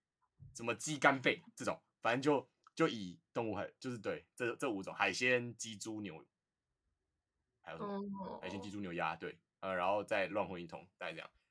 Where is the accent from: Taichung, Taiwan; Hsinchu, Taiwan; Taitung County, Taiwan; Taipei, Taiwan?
Taipei, Taiwan; 我就是台北的